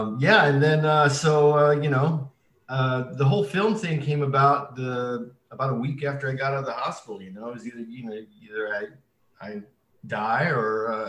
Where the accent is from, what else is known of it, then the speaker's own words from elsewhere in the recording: Arizona, United States; also born or lived in Colorado River Indian Tribes; I'm originally from the Colorado River Indian tribes in Southwest Arizona. I'm Native American and of Hopi descent.